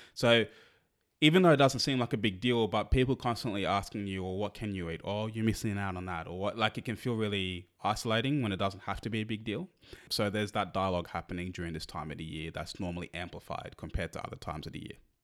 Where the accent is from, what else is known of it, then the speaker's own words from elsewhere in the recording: Australia; we're Australian, so we we're not really exposed to the thank, Thanksgiving culture